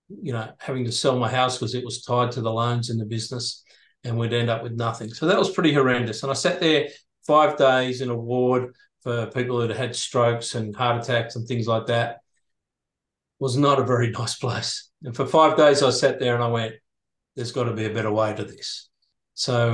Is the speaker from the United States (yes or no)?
no; Sydney, New South Wales, Australia; moved away as an adult; now in Airlie Beach, Australia; I was moving from Sydney, where I grew up to Ellie Beach.